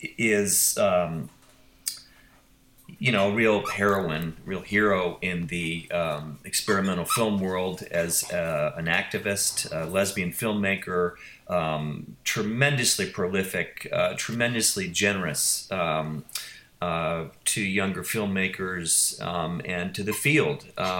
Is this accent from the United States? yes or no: yes; Beloit, Wisconsin, United States; moved away; I grew up in Beloit